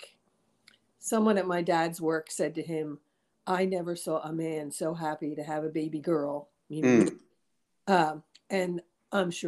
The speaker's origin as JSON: {"language": "English", "town": "Hatboro", "region": "Pennsylvania", "country": "United States", "tie": "born or raised there", "said": "I grew up in Hatboro, Pennsylvania, right the Montgomery Bucks County border outside of Philly"}